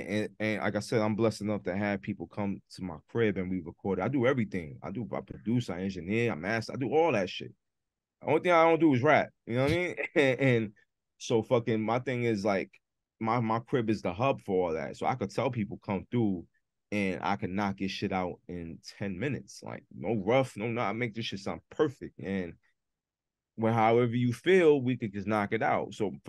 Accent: Massachusetts, United States; Yeah, I came from Mass.

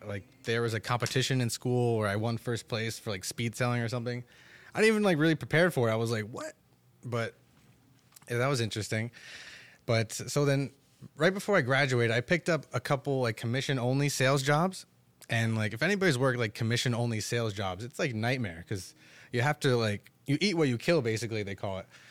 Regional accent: Totowa, New Jersey, United States; also born or lived in Paterson, New Jersey; grew up in Totowa my entire life

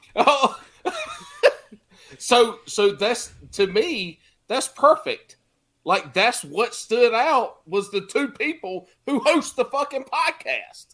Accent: the Carolinas, United States; I'm from the Carolinas.

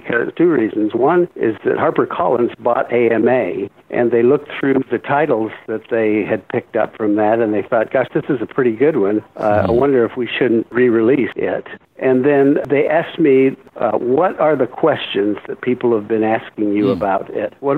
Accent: Michigan, United States; also born or lived in Iowa; I was born in Iowa, grew up in Michigan

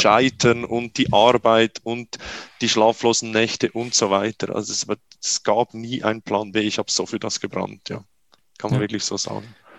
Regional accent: Switzerland; bei uns in der Schweiz

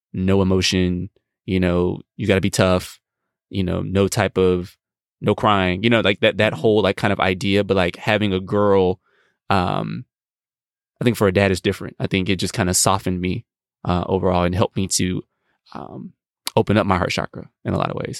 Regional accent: United States; as American men

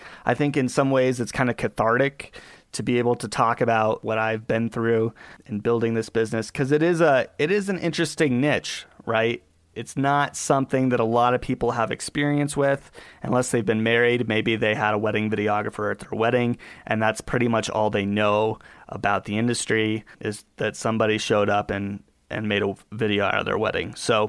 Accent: Colorado, United States; born there; And I was born out here in Colorado to a single mom

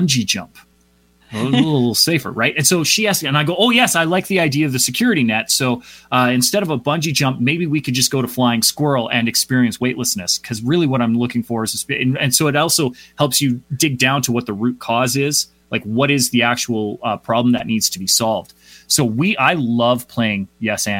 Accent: Calgary, Alberta, Canada; also born or lived in Vancouver / Toronto; my hometown of Calgary, Alberta

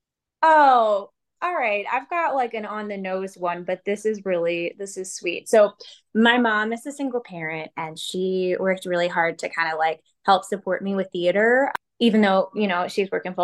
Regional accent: New Jersey, United States; I'm from Jersey

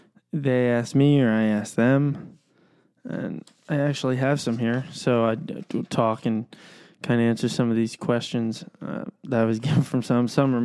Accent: East Coast, United States; I am from the East Coast.

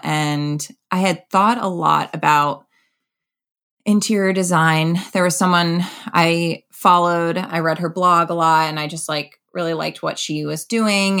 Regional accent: Connecticut, United States; moved away as an adult; also born or lived in Boston; now in New York City, United States; I'm from Connecticut

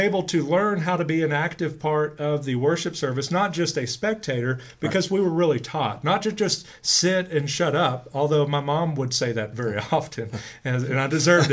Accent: Grand Prairie, Texas, United States; growing up in First Baptist in Grand Prairie

